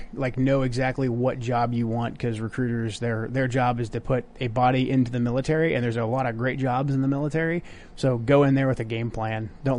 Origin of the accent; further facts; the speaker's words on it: Portland, United States; I grew up in Portland, like pretty liberal place. My parents were conservative.